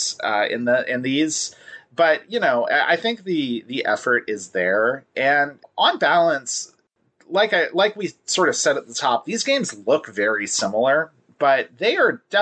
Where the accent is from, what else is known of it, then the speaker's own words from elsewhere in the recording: Deep South, United States; I also grew up in a city much further in kind of the deep south than you